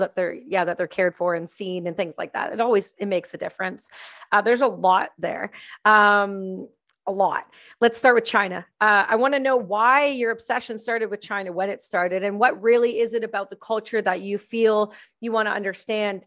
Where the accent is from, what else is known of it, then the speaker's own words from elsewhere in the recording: Canada; my home country